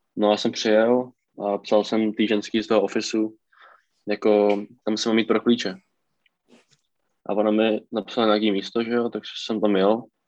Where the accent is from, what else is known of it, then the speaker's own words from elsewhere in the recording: Czechia; moved away as an adult; now in United States; jsem z Česka